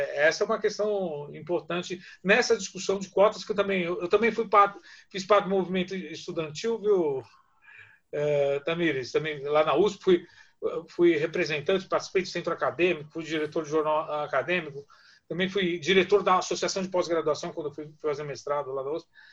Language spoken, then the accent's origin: Portuguese; Vila Maria, São Paulo, Brazil; Eu também sou, eu também venho da periferia, venho da Vila Maria